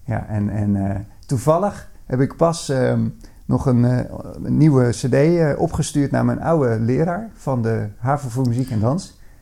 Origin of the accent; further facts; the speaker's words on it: Bleiswijk, South Holland, Netherlands; also born or lived in Katwijk; now in Veenendaal, Netherlands; Eh, al eh, na vier jaar verhuisden we naar, naar Blijswijk